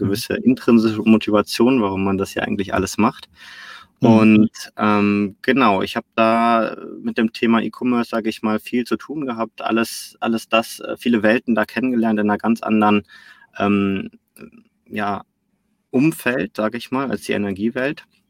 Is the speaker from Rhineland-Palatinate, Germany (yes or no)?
no; Cologne, North Rhine-Westphalia, Germany; also born or lived in Barcelona; ich komme hier aus Köln, da wo auch iPad gerade sitzt. Wir sitzen ja hier im Mediapark, äh, unweit mhm. von meinem Zuhause, von meiner Heimatstadt